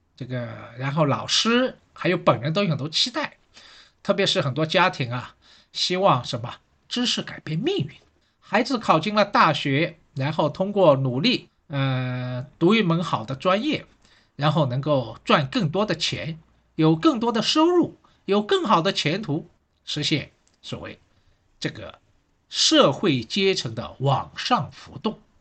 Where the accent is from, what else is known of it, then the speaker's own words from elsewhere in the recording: Shanghai, China; 我是上海人